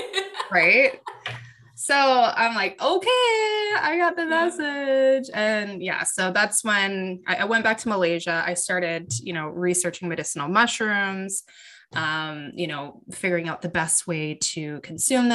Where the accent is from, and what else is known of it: Canada; born or raised there